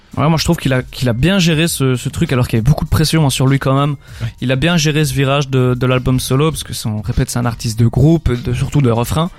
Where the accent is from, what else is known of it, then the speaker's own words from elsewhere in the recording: Belgium; on est belge